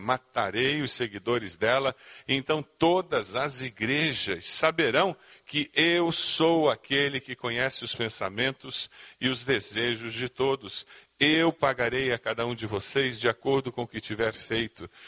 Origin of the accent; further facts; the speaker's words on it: Brazil; como bons brasileiros, começamos a viver a vida cristã